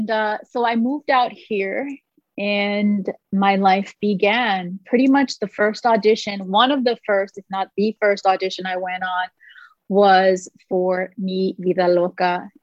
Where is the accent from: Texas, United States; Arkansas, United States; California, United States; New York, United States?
New York, United States; New York City; moved away as an adult; also born or lived in Boston; now in Los Angeles, United States; I was born and raised in New York City. I was actually born on the Lower East Side in the projects. And from there, we had to come up. We moved to the Bronx.